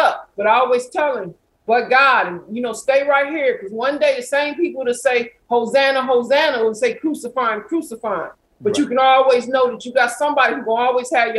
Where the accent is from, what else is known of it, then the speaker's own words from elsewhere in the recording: Flint, Michigan, United States; moved away; I grew up in Flint, Michigan